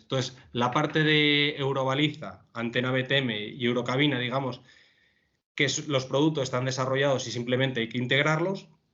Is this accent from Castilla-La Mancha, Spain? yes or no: no; León, Castile and León, Spain; now in Madrid, Spain; soy de León y tengo un gran apego por, mi tierra y por mi familia